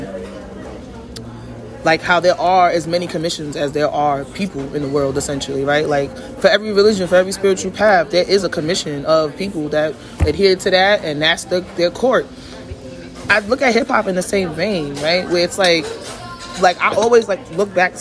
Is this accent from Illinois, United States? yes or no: no; New York, United States; I'm from New York